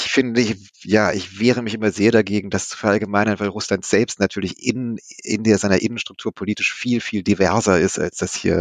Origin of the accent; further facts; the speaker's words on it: West Germany, Germany; Nun komme ich selber aus dem Westen